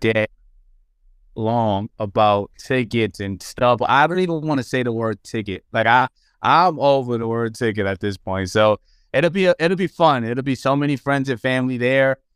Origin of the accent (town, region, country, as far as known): New York City, New York, United States; born or raised there